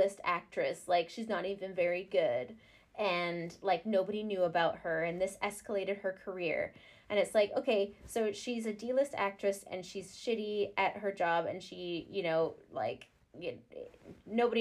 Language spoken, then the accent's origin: English; Canada; I'm Canadian. I'm in the Commonwealth too.